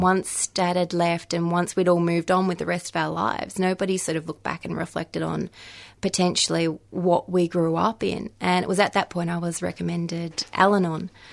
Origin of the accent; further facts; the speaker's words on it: Victoria, Australia; moved away as an adult; I moved back into my home state, into Victoria